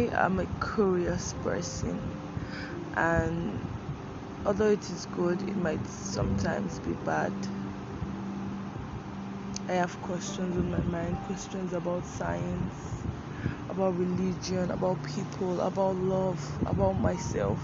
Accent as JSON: {"language": "English", "country": "Nigeria", "said": "I'm a Nigerian"}